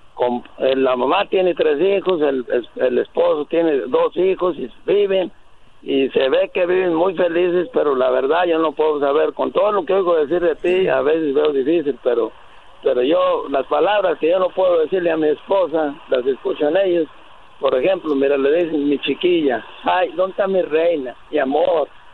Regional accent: Mexico; moved away; yo soy mexicano

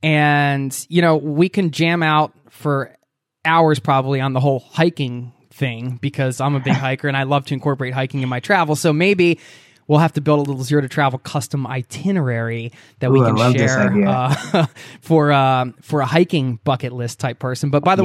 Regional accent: Pennsylvania, United States; you just settled into a new home in Pittsburgh, Pennsylvania, which is my home state.

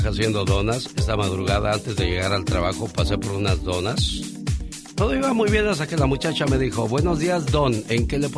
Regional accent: Sinaloa, Mexico; moved away; Porque un día salí de Sinaloa, pero Sinaloa nunca salió de mí.

